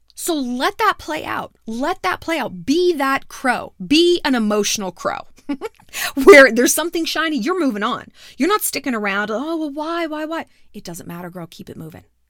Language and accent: English; New York, United States; moved away; I'm not from out here, sweetheart. I'm from New York.